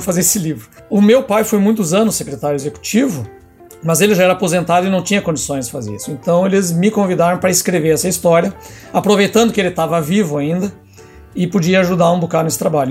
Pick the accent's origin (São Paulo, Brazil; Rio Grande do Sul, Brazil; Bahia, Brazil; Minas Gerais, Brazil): Rio Grande do Sul, Brazil; Ijuí; eu sou natural de Juí, né, interior do Rio Grande do Sul, terra do Capitão Dunga